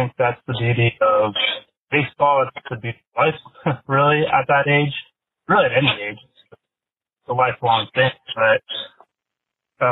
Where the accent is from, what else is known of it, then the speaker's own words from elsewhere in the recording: San Diego, California, United States; I'm born and raised in San Diego